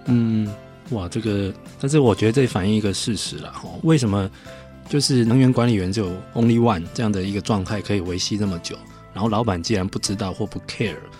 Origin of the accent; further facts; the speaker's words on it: Taiwan; 我们台湾人